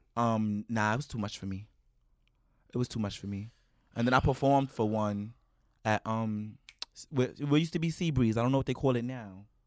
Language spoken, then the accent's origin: English; New York City, New York, United States; growing up in East New York